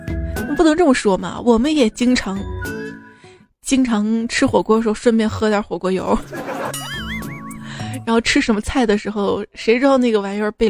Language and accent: Chinese; Shaanxi, China; 我说我是陕西的